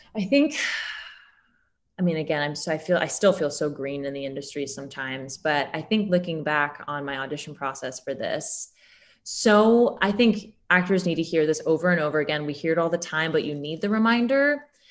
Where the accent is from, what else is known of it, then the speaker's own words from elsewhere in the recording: New York, United States; now in Chicago, United States; I am from New York